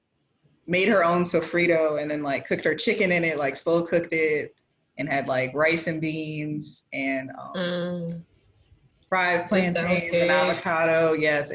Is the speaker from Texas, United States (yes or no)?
no; Prince George's County, Maryland, United States; moved away as an adult; also born or lived in Norfolk, Virginia; now in St. Thomas, U.S. Virgin Islands; I was born and raised in Maryland in Prince George's County, which is predominantly Black